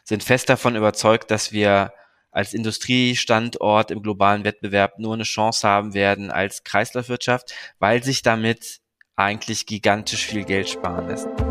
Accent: Cologne, North Rhine-Westphalia, Germany; aus dem Krankenhaus in Köln, wo ich geboren bin

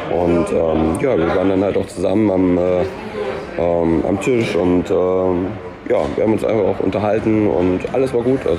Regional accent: Cologne, North Rhine-Westphalia, Germany; aber ich bin Kölner und identifiziere mich damit

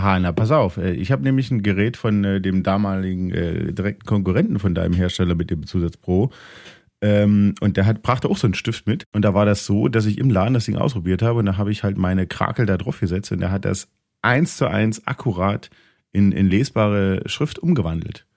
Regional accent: Thuringia, Germany; In dem Teil von Thüringen, wo ich herkomme

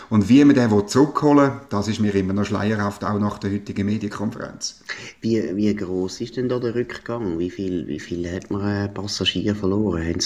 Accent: Switzerland; Man hat eigentlich ein bisschen den Nimbus wo wir ja genossen haben als Schweizer, äh, dass unsere SBB so pünktlich ist

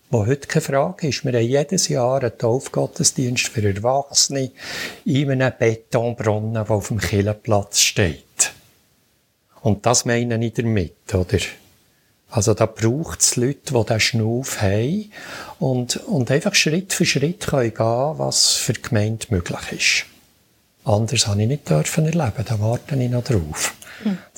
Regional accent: Bern, Switzerland; dann darf ich auch als Berner noch ein bisschen mehr Geduld haben.

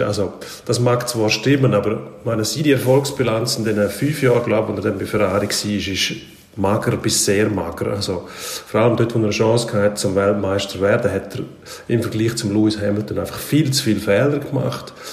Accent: Switzerland; bei uns in der Schweiz

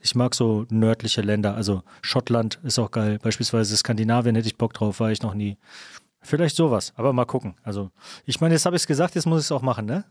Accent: Kamen, North Rhine-Westphalia, Germany; moved away; also born or lived in Düsseldorf; dass ich aus Kamen komme

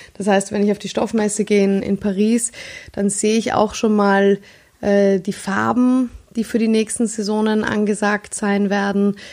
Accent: Vienna, Austria; ich bin Wienerin

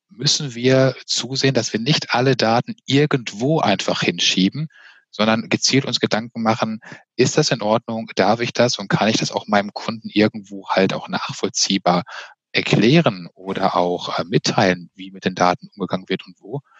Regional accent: Witten, North Rhine-Westphalia, Germany; born there; Äh, nein, tatsächlich in Witten. Bei Dortmund, also auch bei Dortmund.

